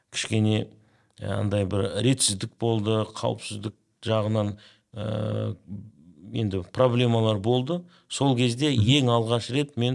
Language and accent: Kazakh; Kazakhstan; мен өзімді қазақпын деп та таныстыра аламын мен өзімді мұсылманмын деп та таныстыра аламын